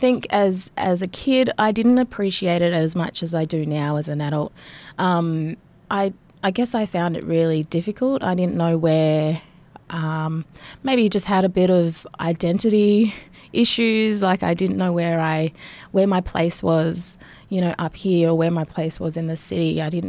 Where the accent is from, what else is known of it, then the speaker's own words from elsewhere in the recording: Nhulunbuy, Northern Territory, Australia; also born or lived in Sydney; I was born in Sydney, but then after that moved up here, and I've sort of just been back and forth my whole life between Nhulunbuy